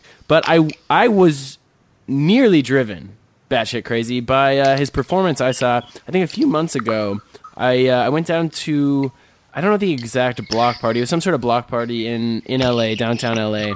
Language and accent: English; Minneapolis, Minnesota, United States; I'm from Minneapolis.